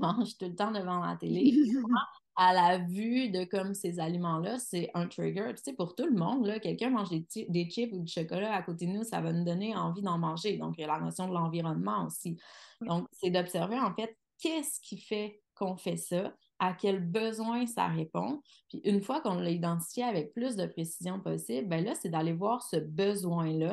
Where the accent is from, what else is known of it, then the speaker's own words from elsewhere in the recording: Quebec City, Quebec, Canada; je suis de Québec.